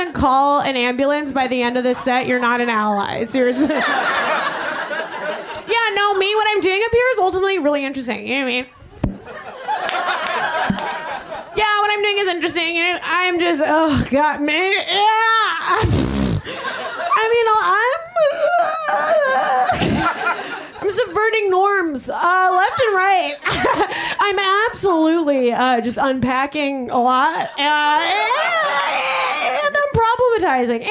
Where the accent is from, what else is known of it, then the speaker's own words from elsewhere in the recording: Long Island, New York, United States; now in Chicago, United States; I'm a Jew from Long Island